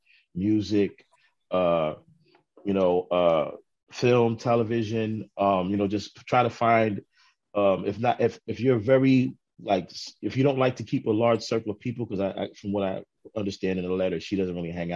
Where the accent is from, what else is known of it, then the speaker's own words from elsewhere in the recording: New York City, New York, United States; also born or lived in Harlem, New York / Brooklyn, New York; I grew up in Queens, and in my teenage years, I was very, very introverted.